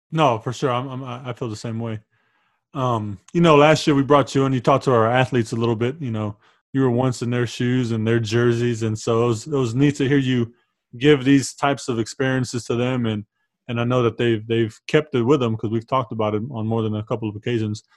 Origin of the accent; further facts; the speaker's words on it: San Antonio, Texas, United States; We grew up on the South, and so uh, on the South side of town